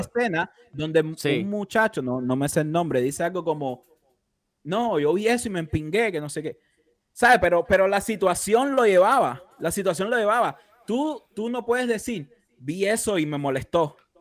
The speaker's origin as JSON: {"language": "Spanish", "country": "Cuba", "said": "como decimos en cubano"}